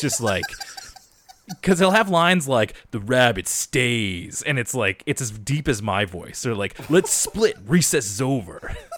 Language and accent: English; Canada; I'm Canadian